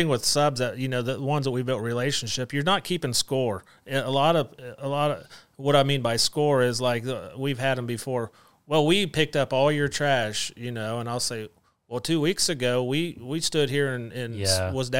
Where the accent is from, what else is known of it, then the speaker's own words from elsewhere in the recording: West Liberty, Ohio, United States; And I'm from West Liberty, and they've always had the Labor Day Festival at West Liberty.